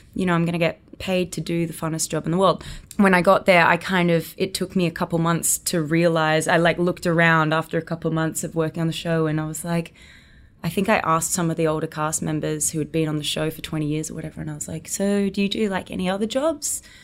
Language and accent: English; Gold Coast, Queensland, Australia; accent: Australian; moved away as an adult; now in United States; I was born and raised on the Gold Coast in Australia